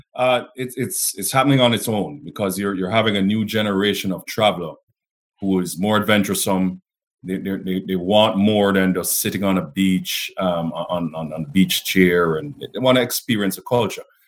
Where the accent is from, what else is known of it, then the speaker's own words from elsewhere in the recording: Jamaica; I'm Jamaican man